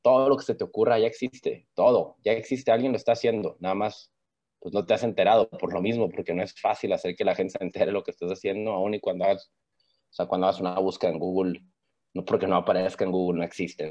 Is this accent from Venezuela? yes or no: no; Mexico; soy mexicano